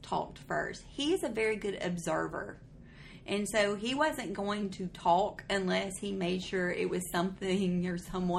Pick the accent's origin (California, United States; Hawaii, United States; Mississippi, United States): Mississippi, United States; Corinth; moved away as an adult; also born or lived in Florence, Alabama / Alabama; I got married in 2014, and I lived in Corinth, Mississippi. I was a little Mississippi girl.